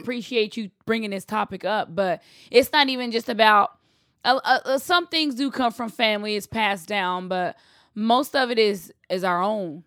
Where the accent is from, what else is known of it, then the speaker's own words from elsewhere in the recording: Texas, United States; I'm from the South. I'm from Texas.